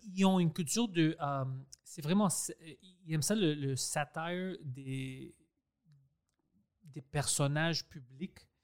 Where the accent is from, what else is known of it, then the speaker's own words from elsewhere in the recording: Quebec, Canada; first language Greek; French is a second language; Je suis né ici